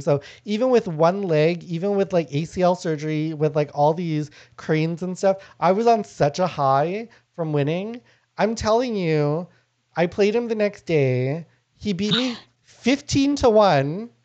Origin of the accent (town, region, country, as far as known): Canada; born or raised there; first language Lao; also born or lived in Thailand